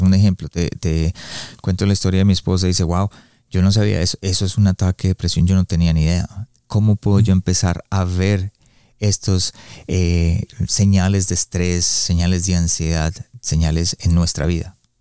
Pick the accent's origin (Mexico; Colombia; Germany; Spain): Colombia; yo soy colombiano